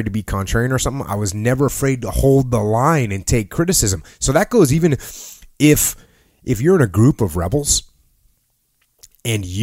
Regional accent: New England, United States; moved away as an adult; I grew up in New England, not a huge military proponent up there

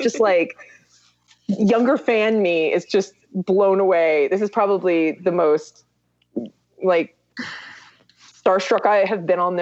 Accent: South Korea; moved away; I grew up in Korea

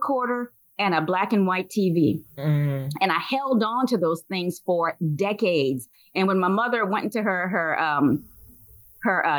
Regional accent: Louisiana, United States; moved away; I'm from Louisiana originally

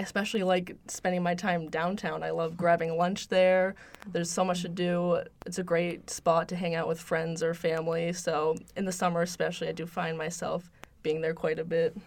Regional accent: Concord, United States; I've born and raised in Concord

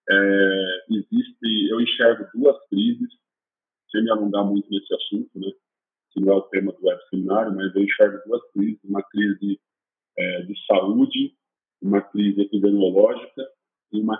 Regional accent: Jundiaí, São Paulo, Brazil; Eu sou de Jundiaí.

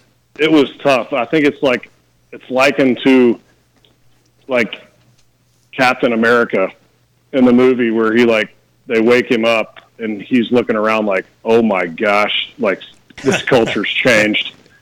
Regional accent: Knoxville, Tennessee, United States; moved away as an adult; So I'm from, like you guys were saying just a second ago, I'm from Knoxville. So it's fun to be back in Knoxville after being gone for 18 years.

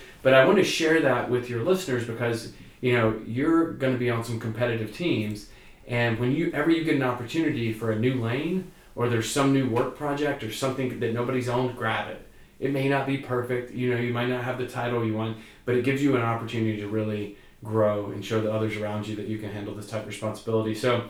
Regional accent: Northeast Alabama, United States; moved away as an adult; now in Washington, D.C., United States; I grew up in Northeast Alabama and moved to Washington, D.C. right after undergrad school. So about 16 years ago.

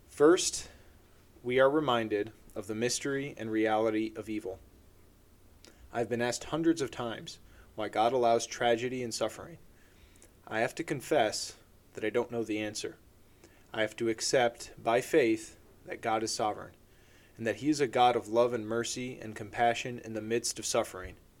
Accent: Chicago suburbs, Illinois, United States; I'm from the Chicago suburbs

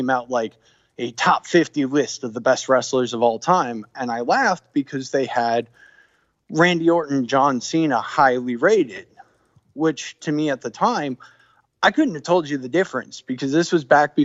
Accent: Texas, United States; moved away; I'm from Texas originally.

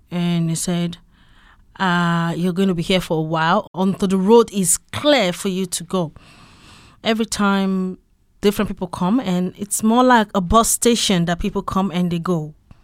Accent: Western Nigeria, Nigeria; moved away as an adult; also born or lived in Turkey / Greece; now in Luxembourg; Yes, I grew up in Nigeria, in the western part of Nigeria.

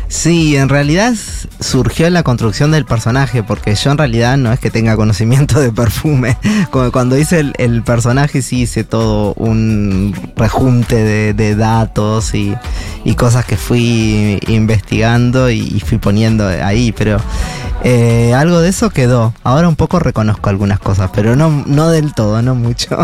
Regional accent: Uruguay; soy uruguayo y, crecí en mi casa escuchando mucho

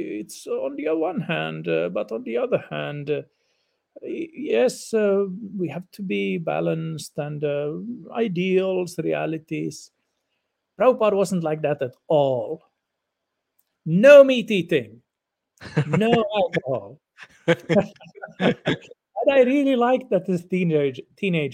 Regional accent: Finland; first language Swedish; English is a second language; Even though I'm Finnish, I didn't know Finnish very well when I was a teenager because I belong to the Swedish minority here in Finland. So my mother tongue is Swedish

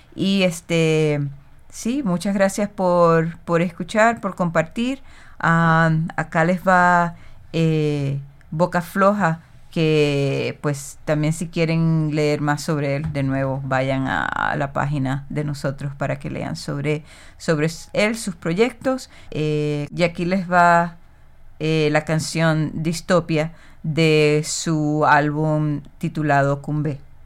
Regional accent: Puerto Rico; de Boriquén, de la isla de donde yo soy, eh, también conocida como Puerto Rico

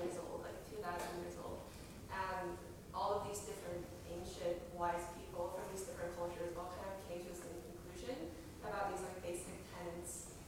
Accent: China; I'm from China

